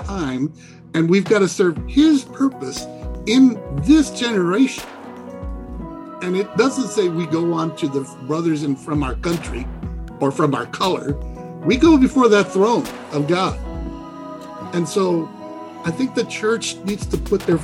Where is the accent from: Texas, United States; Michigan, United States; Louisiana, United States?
Texas, United States; Laredo; moved away; also born or lived in Austin, Texas; I was raised in Laredo, 97% Hispanic